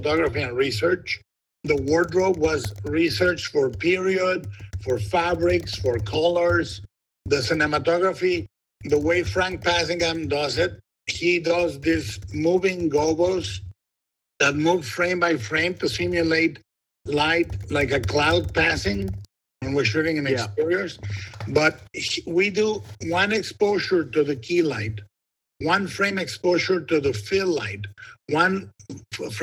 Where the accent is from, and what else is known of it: Guadalajara, Jalisco, Mexico; born or raised there